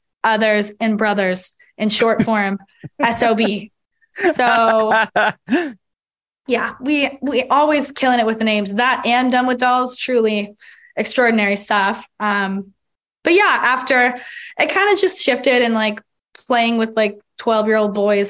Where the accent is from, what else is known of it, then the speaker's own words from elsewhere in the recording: Toronto, Ontario, Canada; we're all from Toronto